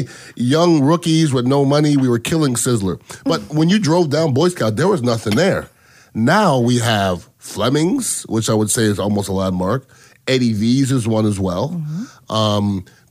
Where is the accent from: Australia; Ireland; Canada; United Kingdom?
Canada; Montreal, Quebec; now in Tampa, United States; I come from Montreal, Canada